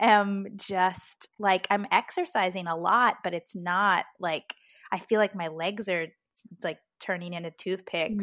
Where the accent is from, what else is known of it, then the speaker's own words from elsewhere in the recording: United States; I'm American